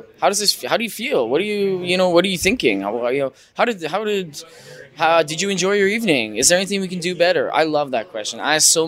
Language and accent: English; Manitoba, Canada; we're from Manitoba